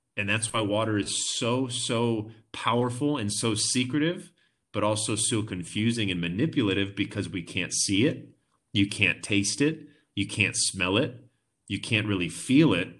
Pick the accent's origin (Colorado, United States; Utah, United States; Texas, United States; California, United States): California, United States; Orange County; moved away as an adult; now in Vista, United States; I grew up in Orange County my whole life.